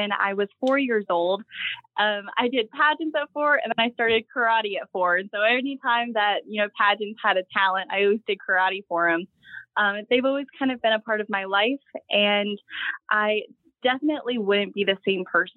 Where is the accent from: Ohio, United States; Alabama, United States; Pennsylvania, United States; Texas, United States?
Pennsylvania, United States; Scranton; I have three brothers. We're from Scranton, Pennsylvania